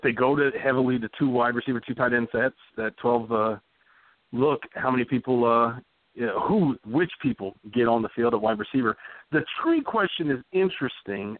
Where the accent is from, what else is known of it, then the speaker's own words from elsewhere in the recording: Texas, United States; I'm a Southern man to my core. I grew up in Texas. My family's from Louisiana